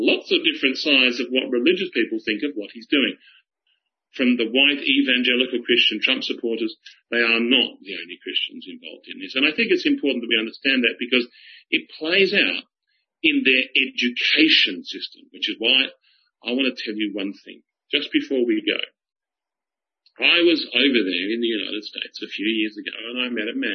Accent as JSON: {"language": "English", "country": "Australia", "said": "being an Australian"}